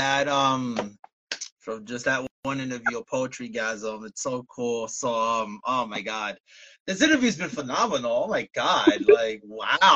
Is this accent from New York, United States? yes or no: yes; New York City, New York, United States; now in Bayonne, United States; I'm originally from Brooklyn, New York